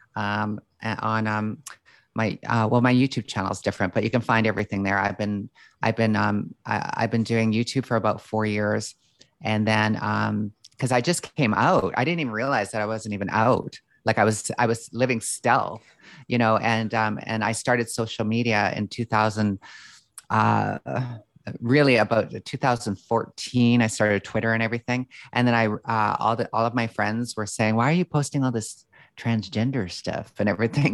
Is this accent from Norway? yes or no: no; Calgary, Alberta, Canada; I grew up in Calgary, Alberta